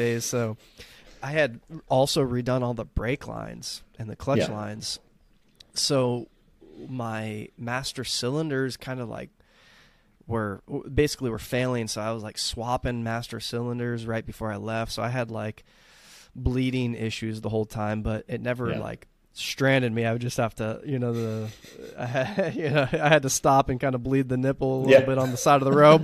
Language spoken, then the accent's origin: English; Texas, United States; now in Southern California, United States; growing up in Texas